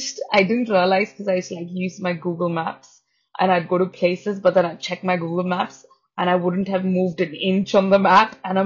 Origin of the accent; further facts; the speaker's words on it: Pune, Maharashtra, India; English is a second language; now in London, United Kingdom; because I came from Pune in India, and it's so populated that London seems like, all right, there are people.